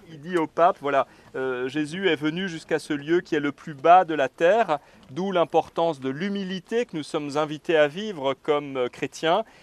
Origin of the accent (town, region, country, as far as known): Agen, Nouvelle-Aquitaine, France